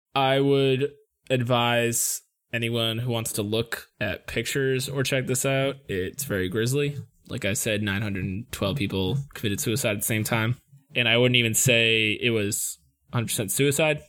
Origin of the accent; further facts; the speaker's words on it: United States; we're from the United States